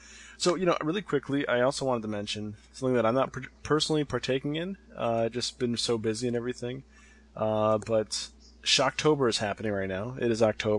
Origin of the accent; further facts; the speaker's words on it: United States; I'm an American